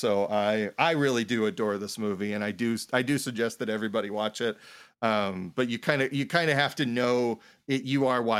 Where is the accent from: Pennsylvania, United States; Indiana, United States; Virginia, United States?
Indiana, United States; Indianapolis; I grew up on the south side of Indianapolis.